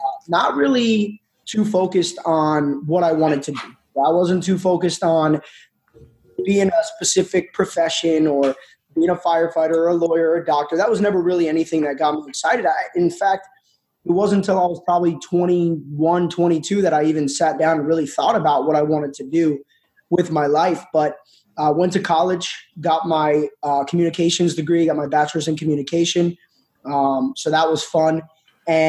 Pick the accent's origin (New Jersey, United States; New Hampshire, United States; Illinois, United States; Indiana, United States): New Jersey, United States; I'm actually 29 years old, born and raised in New Jersey